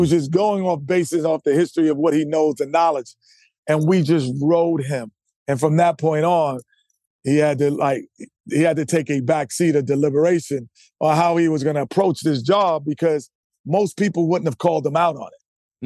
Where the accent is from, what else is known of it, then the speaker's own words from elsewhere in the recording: New York, United States; I'm a New Yorker.